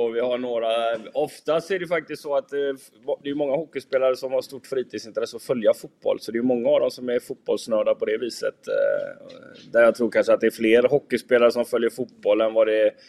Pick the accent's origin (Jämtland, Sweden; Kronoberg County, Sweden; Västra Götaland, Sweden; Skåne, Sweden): Västra Götaland, Sweden; Gothenburg; jag är ju från Göteborg från början och jag jobbade i Frölunda.